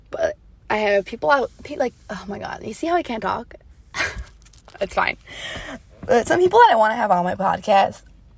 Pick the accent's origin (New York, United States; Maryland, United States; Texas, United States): New York, United States; Like, my roommate's from Kentucky, Like, what? And I'm from New York.